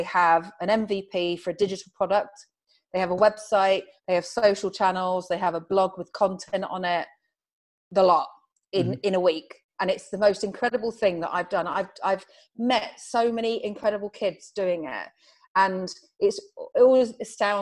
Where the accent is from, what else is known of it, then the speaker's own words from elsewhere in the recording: Farnborough, South East England, United Kingdom; I was brought up in Farnborough